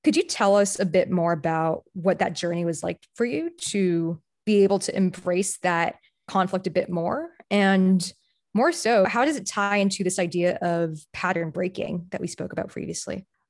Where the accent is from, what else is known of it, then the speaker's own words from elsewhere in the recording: Bay Area, California, United States; I grew up in the Bay Area too